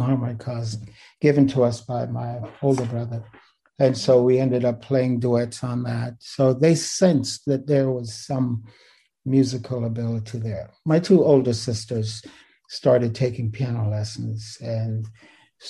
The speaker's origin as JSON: {"language": "English", "town": "Kingston", "country": "Jamaica", "tie": "born or raised there", "also_born_or_lived": "Riverside, California / Vienna", "moved": "yes", "lives_now": "Irvine, United States", "said": "I was born in Kingston, Jamaica. I'm one of six siblings"}